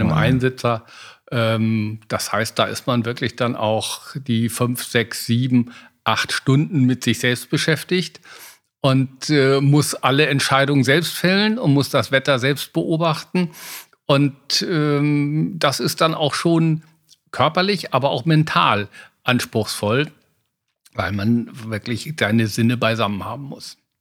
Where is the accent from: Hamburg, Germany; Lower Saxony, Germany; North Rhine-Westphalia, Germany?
North Rhine-Westphalia, Germany; Oerlinghausen; Ich komme aus Erlinghausen. Damals war das der größte Segelflugplatz der Welt.